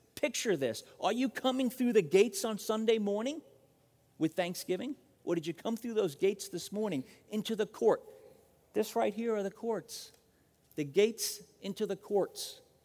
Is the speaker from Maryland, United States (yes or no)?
no; Long Island, New York, United States; now in Phoenix, United States; I'm from Long Island